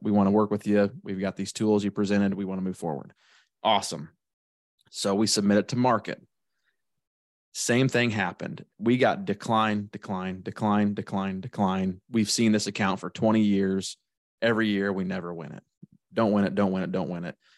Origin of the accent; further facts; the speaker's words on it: Shelbyville, Illinois, United States; I'm from Shelbyville, Illinois